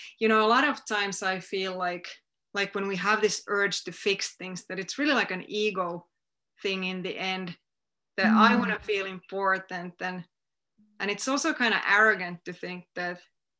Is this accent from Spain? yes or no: no; Finland; my hometown